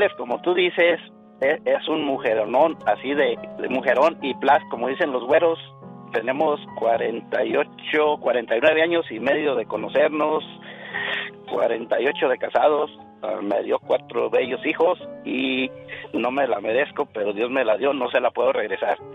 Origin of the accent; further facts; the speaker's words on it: Jalisco, Mexico; En el bello estado de Jalisco